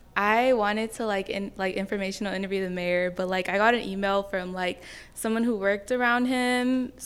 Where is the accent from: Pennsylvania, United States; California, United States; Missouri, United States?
California, United States; San Jose; moved away as an adult; now in Sacramento, United States; I'm a first year at CSUS. Yeah, so this is my second semester even being in Sacramento. I'm from San Jose.